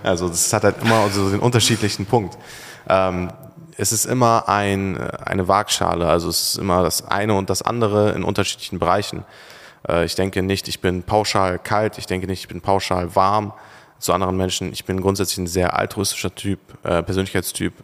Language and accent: German; Turkey; now in Germany; Oder in der Türkei, meine Heimat?